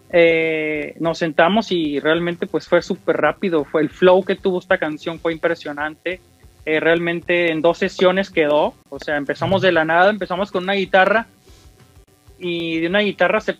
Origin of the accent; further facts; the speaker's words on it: United States; y pues crecí aquí en los Estados Unidos, entonces ya es como ya me empapé de otros géneros